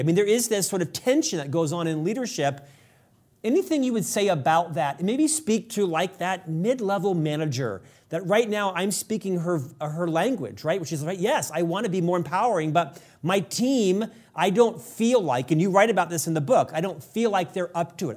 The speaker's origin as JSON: {"language": "English", "town": "Orlando", "region": "Florida", "country": "United States", "tie": "born or raised there", "moved": "as an adult", "lives_now": "Utah, United States", "said": "I'm an Orlando boy, born and raised in Orlando, Florida, transplanted out to Utah 30 years ago"}